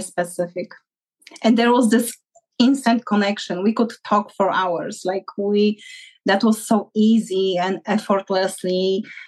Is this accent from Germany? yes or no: no; Poland; moved away; I'm from Poland